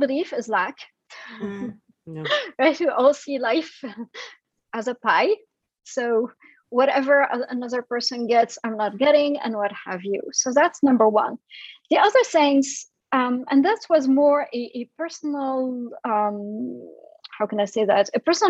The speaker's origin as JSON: {"language": "English", "country": "France", "tie": "born there", "said": "I come from an immigrant family. So my family is originally from Syria, and I was born in France."}